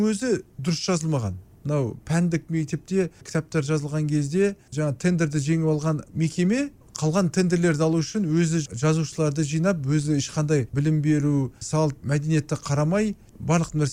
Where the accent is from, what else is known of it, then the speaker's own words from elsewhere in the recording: Kazakhstan; бала кезімде ауылда өстік қой қарапайым болып жүрдік ауылда